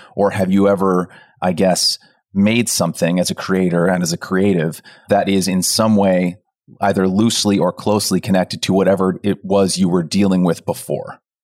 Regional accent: Pleasanton, California, United States; moved away as an adult; moving from my hometown of Pleasanton to college

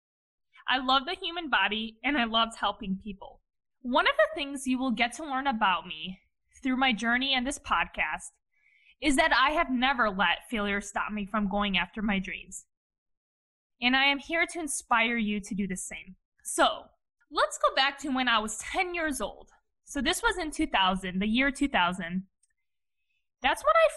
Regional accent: Cleveland, Ohio, United States; Born and raised in Cleveland, Ohio by my parents, who are both Eastern European immigrants

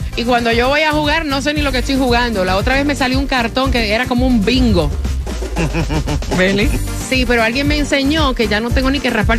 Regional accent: Puerto Rico; en mi país, en Puerto Rico

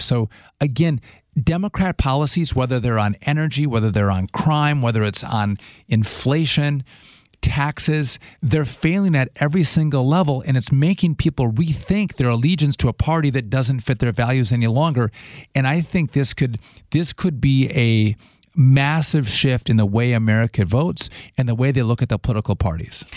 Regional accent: Wisconsin, United States; my home state, I would say our home state of Wisconsin

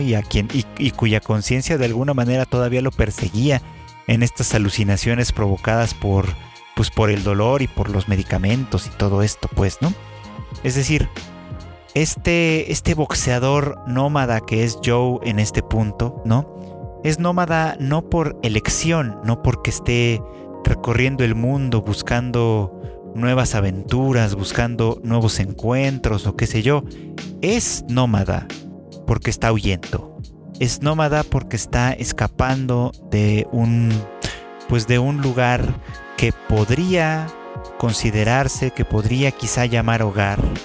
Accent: Mexico; como mexicanos

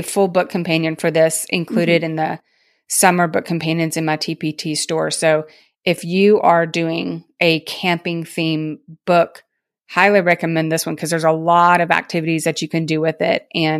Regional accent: Tennessee, United States; We called them lightning bugs. I grew up in Tennessee.

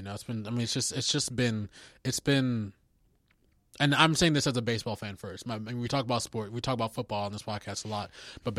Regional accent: Florida, United States; You know, I moved here from Florida and there's no mountains anywhere close to Florida, you know.

